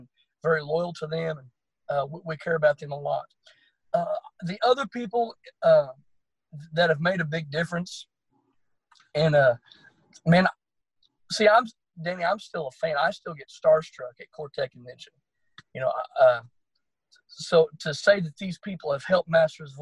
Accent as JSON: {"language": "English", "town": "Bristow", "region": "Oklahoma", "country": "United States", "tie": "born or raised there", "said": "my hometown of Bristow"}